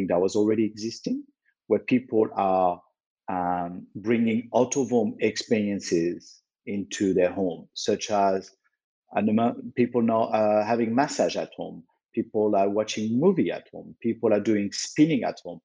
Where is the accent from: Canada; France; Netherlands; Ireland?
France; Lyon, Auvergne-Rhône-Alpes; I was born in Lyon, which is quite a famous town in France for its food